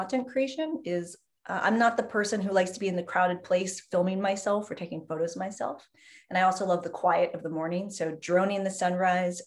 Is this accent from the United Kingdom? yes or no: no; San Diego, California, United States; moved away; also born or lived in San Francisco / New York City / South Florida; I was born in San Diego, lived in San Francisco for a very long time, but then lived in New York City for a long